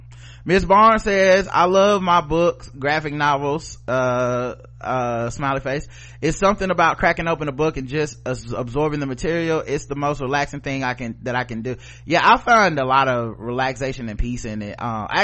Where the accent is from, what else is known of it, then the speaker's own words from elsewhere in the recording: Maine, United States; I'm from Maine.